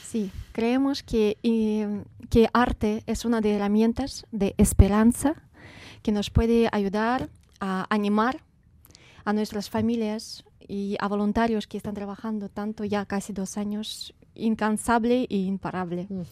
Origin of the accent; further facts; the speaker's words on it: Kharkiv, Kharkiv Oblast, Ukraine; nací en Ucrania, en la ciudad de Kharkiv